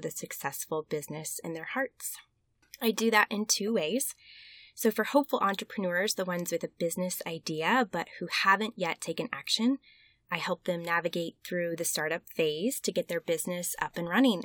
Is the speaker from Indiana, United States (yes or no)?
yes; Westfield, Indiana, United States; the Westfield Public Library in my hometown back in Indiana